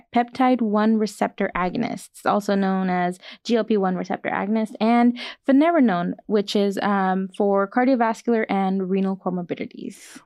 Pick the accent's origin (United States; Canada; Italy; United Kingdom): United States; Bakersfield, California; I'm from actually locally from Bakersfield, California, and my family's here